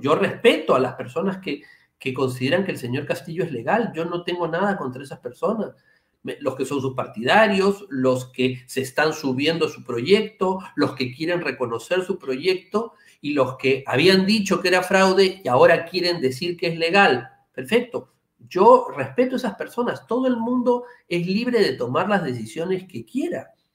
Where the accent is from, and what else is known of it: Peru